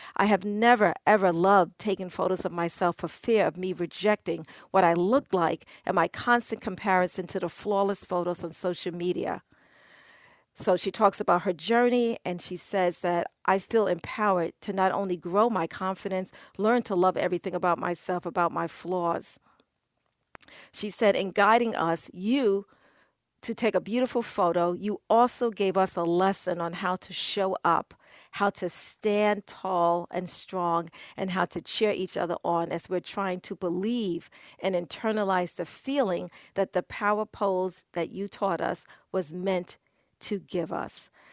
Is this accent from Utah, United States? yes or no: no; New York, United States; I'm a New Yorker.